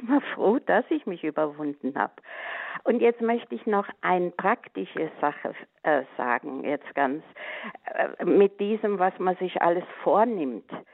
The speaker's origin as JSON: {"language": "German", "region": "Westerwald", "country": "Germany", "tie": "born or raised there", "moved": "yes", "lives_now": "Middle Franconia, Germany", "said": "bin ich mit acht Jahren ja in den Kinderchor gegangen, der da bei uns im Westerwald äh, gegründet wurde"}